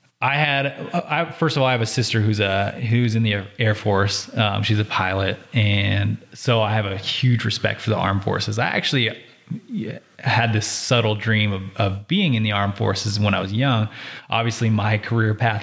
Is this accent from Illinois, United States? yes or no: no; Reno, Nevada, United States; I'm born and raised in Reno, Nevada, still live here, love it here